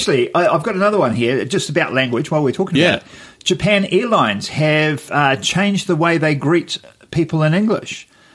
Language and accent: English; New Zealand; a little Pacific island called Aotearoa.